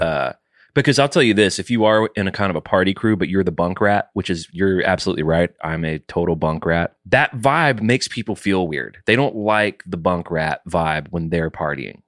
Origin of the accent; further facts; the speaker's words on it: the South, United States; I was raised in the South